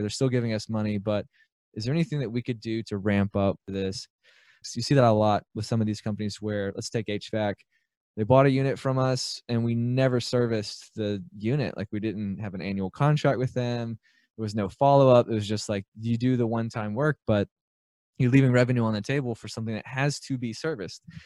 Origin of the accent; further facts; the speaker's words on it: Birmingham, Alabama, United States; I grew up in Birmingham, Alabama. I still live here.